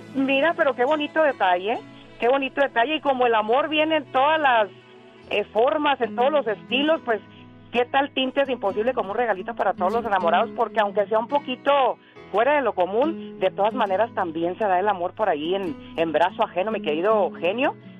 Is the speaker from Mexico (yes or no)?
yes; Michoacán, Mexico; como decimos allá en Michoacán